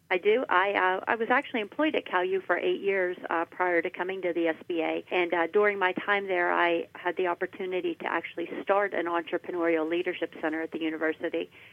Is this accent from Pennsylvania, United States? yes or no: yes; Washington County, Pennsylvania, United States; I'm from Washington County. I grew up there and I enlisted in the Air Force after high school.